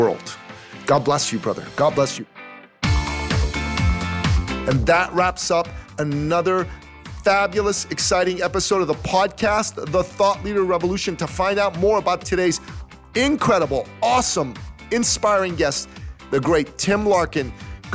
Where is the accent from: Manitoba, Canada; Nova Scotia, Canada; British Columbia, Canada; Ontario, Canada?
Ontario, Canada; Toronto; my hometown, Toronto